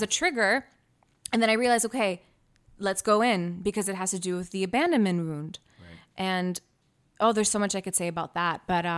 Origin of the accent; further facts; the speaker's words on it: Canada; because I was born here